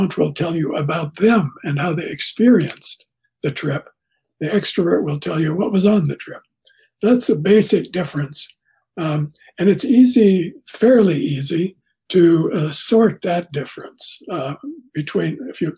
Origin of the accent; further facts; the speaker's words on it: Canada; I'm Canadian